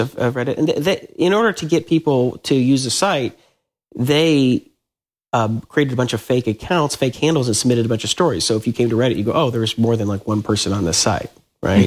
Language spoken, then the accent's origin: English; Atlanta, Georgia, United States; moved away as an adult; I grew up in Atlanta